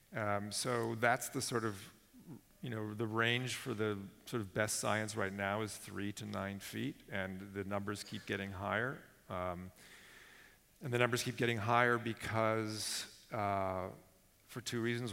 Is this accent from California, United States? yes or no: yes; Silicon Valley, California, United States; I grew up in Silicon Valley